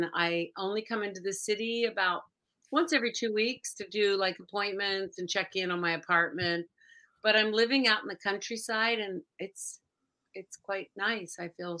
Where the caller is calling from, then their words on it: New York City, New York, United States; I'm calling in from New York City.